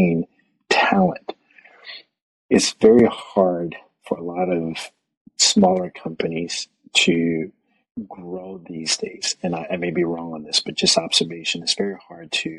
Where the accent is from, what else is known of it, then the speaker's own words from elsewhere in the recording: United States; now in Canada; growing up in the States